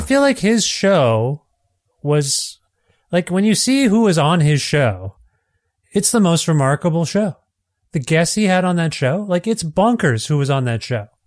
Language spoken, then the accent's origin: English; Cambridge, Ontario, Canada; I grew up in Cambridge, Ontario, not too far from Brantford